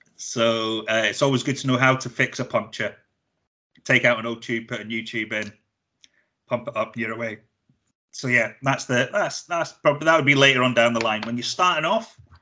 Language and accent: English; Blairgowrie, Scotland, United Kingdom; I'm from Blairgowrie originally